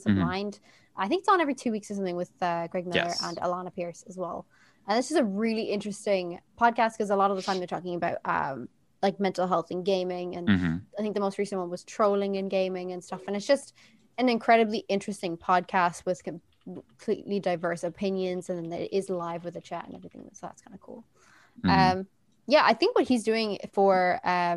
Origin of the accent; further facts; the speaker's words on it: South Africa; now in Ireland; growing up in South Africa and being surrounded by so many cultures and so many people who are so diverse. And then coming to Ireland